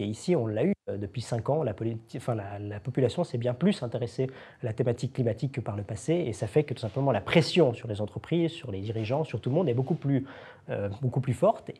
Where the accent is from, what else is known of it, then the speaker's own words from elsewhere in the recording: Switzerland; en tant que Suisse